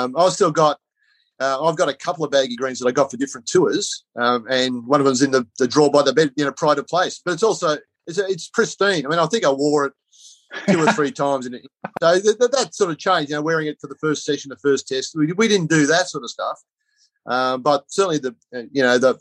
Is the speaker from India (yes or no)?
no; Wagga Wagga, New South Wales, Australia; growing up in Wagga